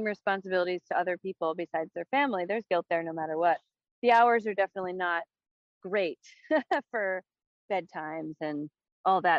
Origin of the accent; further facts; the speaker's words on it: New York, United States; I'm from New York